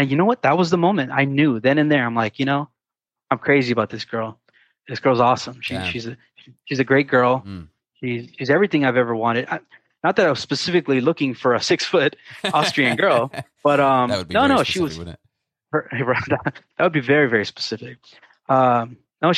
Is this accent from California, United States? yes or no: yes; San Diego, California, United States; I'm Californian, born and raised